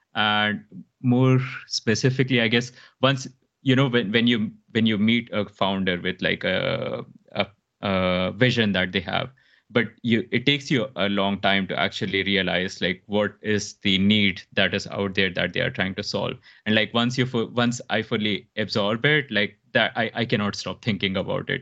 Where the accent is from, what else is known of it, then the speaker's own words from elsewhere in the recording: India; moved away as an adult; also born or lived in Mumbai, India / Dubai, United Arab Emirates; now in Stockholm, Sweden; Originally, I'm from India, so a really small town, and then I moved into Mumbai